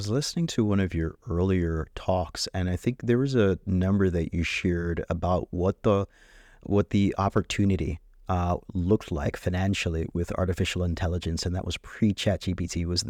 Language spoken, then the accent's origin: English; Jamaica; Like, I'm from Jamaica, you know